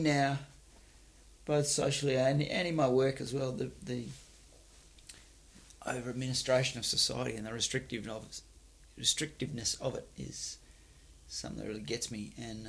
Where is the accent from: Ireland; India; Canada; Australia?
Australia; Perth area, Western Australia; also born or lived in Warwick, Western Australia; now in Fremantle, Australia; my earliest childhood was it was in Warwick in the northern suburbs, and then we moved down to Frio later, and then it was all just bush and wilderness